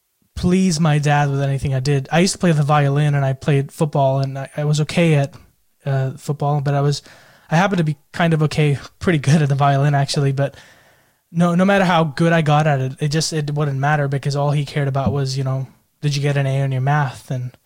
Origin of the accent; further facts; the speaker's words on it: Pune, Maharashtra, India; also born or lived in United States; now in Australia; So I'm from Pune, India, but I spent a lot of time growing up in the United States and more recently, I think the last 7 years in Australia.